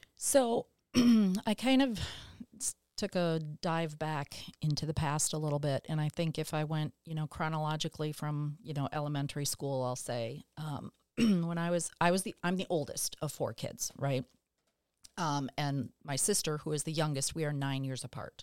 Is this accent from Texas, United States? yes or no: yes; Dallas, Texas, United States; where I grew up in West Dallas, the entire neighborhood was public school kids.